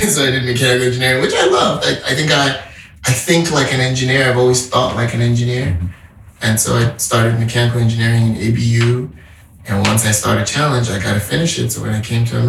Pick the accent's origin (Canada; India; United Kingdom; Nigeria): Nigeria; Zaria, Kaduna State; moved away as an adult; also born or lived in Boston, United States / Atlanta, United States / California, United States; now in New York, United States; About 30 minutes from the city I grew up in Zaria